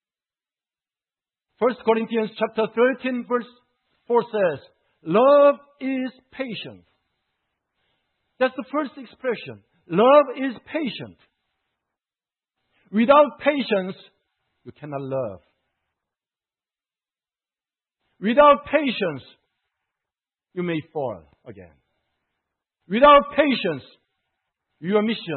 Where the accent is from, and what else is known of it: South Korea; moved away as an adult